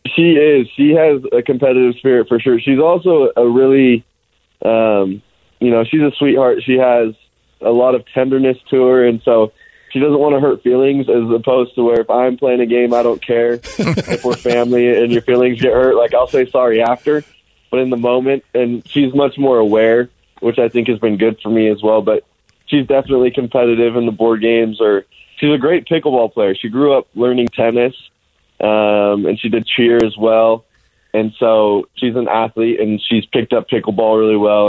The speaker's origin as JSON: {"language": "English", "town": "Alpine", "region": "Utah", "country": "United States", "tie": "born or raised there", "also_born_or_lived": "Highland, Utah", "said": "most of the time I tell people I'm from Alpine because every time I told somebody I'm from Highland they asked me about rugby"}